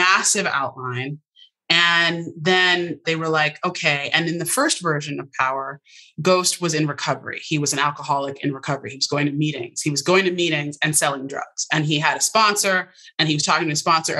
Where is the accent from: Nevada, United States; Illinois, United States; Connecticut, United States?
Connecticut, United States; Westport; I'm from Westport, Connecticut